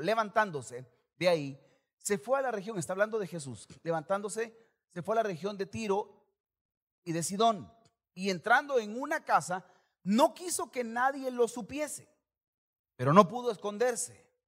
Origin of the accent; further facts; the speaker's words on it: El Salvador; como salvadoreño